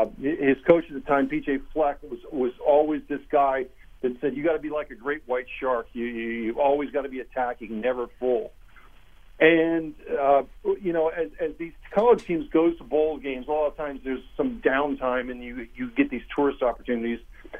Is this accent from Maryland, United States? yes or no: no; Ohio, United States; when I grew up in Ohio, met my wife in Pittsburgh, and I had never heard of the term Italian beef.